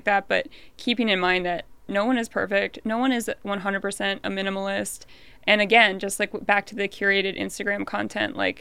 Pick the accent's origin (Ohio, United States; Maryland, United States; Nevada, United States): Maryland, United States; Baltimore; moved away as an adult; also born or lived in New York; now in Los Angeles, United States; originally from Baltimore